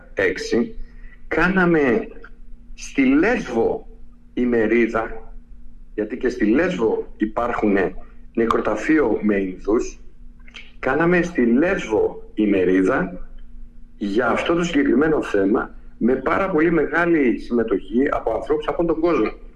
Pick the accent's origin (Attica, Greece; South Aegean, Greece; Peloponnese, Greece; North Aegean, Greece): North Aegean, Greece; Lemnos; το έχουμε εμείς σαν Έλληνες και ακόμα περισσότερο σαν Λιμνή